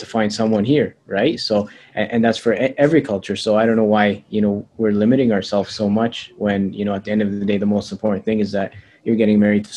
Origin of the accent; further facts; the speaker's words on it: Edmonton, Alberta, Canada; I was born here in Edmonton, Alberta, Canada, but my parents are from Egypt